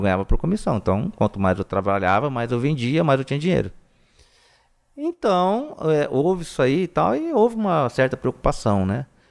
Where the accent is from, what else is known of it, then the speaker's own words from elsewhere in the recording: Presidente Prudente, São Paulo, Brazil; eu sou de Presidente Prudente, né? Que é bem região de São Paulo, né? Velho Oeste. E eu sempre morei na, na, no bairro da Coab, Secap, né? Até os 18 anos de idade